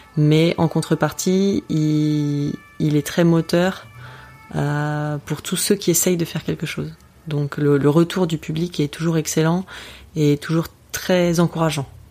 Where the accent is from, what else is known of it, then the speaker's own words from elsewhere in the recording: France; en tant que Français